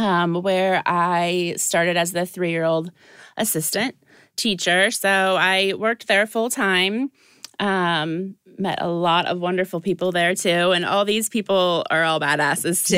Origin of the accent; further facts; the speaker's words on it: Dubuque, Iowa, United States; now in Ohio, United States; I am originally from Dubuque, Iowa